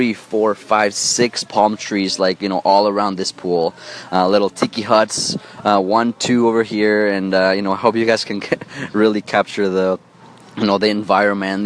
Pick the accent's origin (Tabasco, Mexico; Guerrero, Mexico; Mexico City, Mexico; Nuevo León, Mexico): Mexico City, Mexico; I come from Mexico City. I was born and raised there